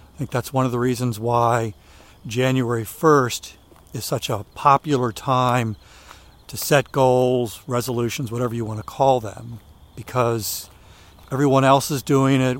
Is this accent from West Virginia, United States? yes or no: no; Maryland, United States; where I was growing up in Maryland